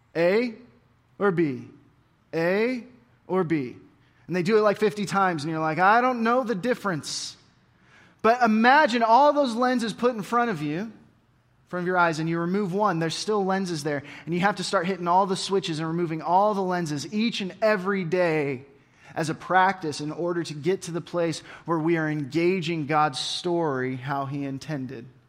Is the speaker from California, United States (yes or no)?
no; Oregon, United States; I grew up in Oregon